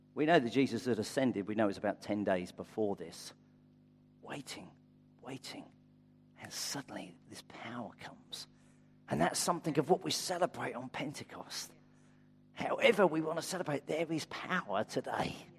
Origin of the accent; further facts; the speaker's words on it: United Kingdom; I'm white British